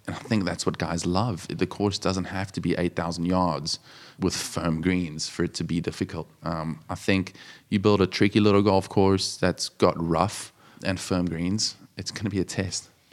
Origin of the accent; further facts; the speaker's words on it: South Africa; moved away as an adult; also born or lived in Johannesburg, South Africa; now in Jupiter, United States; With being a small country, we're all, you know, p, very patriotic